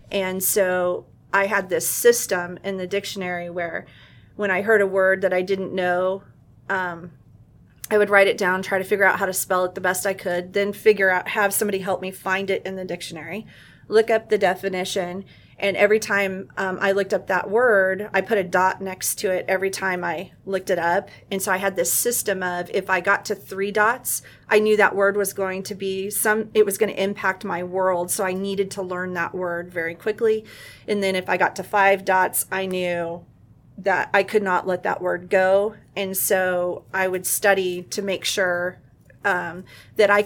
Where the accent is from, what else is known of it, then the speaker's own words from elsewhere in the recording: El Centro, California, United States; moved away as an adult; also born or lived in Montana; I actually grew up in the Imperial Valley and in El Centro, California, which is right next to Mexicali.